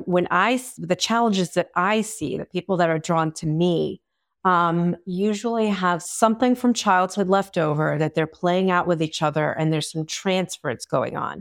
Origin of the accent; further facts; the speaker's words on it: Long Island, New York, United States; I am from Long Island, New York, where therapy is not as common.